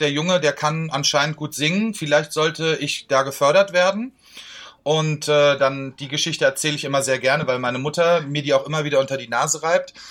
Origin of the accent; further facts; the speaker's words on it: Marburg, Hesse, Germany; Also, ich, bin ja, ich bin ja in Urhesse, ich komme ja aus Marburg an der Lahn.